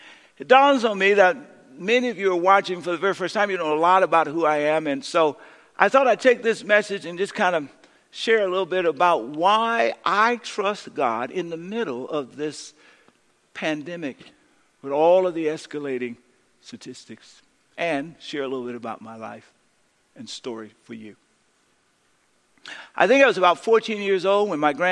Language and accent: English; San Francisco, California, United States; I was born in San Francisco, the fourth of four children, the only boy